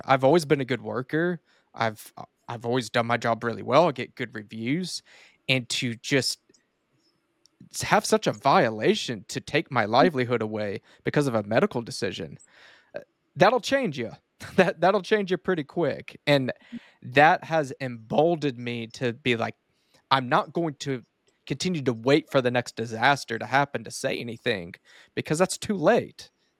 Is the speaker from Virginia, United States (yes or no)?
no; Duncan, Oklahoma, United States; I was born and raised here in Duncan, Oklahoma. We are pretty rural, have about 23,000-24,000 people